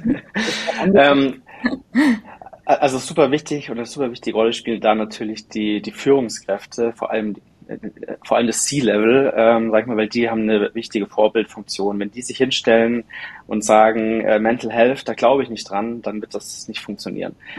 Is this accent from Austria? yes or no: no; Munich area, Bavaria, Germany; now in Munich, Germany; ich bin ursprünglich aus der Münchner Umgebung